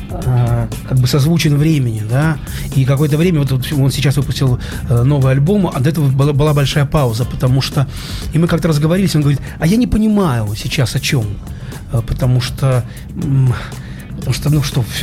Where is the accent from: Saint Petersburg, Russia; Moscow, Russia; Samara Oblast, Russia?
Saint Petersburg, Russia; Вот завтра премьера, это приедет вся московская группа, и только я один питерский.